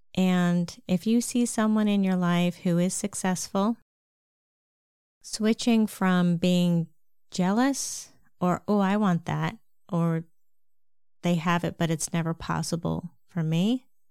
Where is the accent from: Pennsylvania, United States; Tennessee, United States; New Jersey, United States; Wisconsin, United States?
Pennsylvania, United States; Lancaster; I grew up in Amish country, Lancaster, Pennsylvania